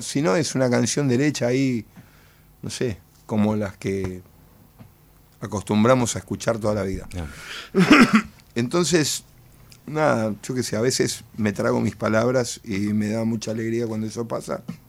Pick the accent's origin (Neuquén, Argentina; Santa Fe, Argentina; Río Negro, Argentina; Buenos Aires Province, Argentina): Buenos Aires Province, Argentina; El Palomar; yo soy de Palomar, mi viejo era músico de jazz